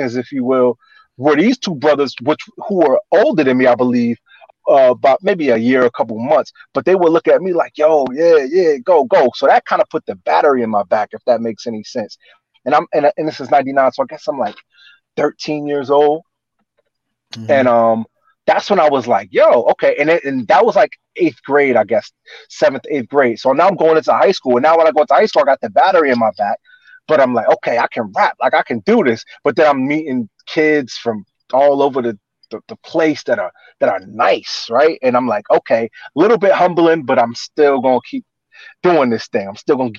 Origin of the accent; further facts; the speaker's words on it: New Brunswick, New Jersey, United States; also born or lived in Newark, New Jersey; I grew up in New Brunswick, which is Central Jersey, like Rutgers University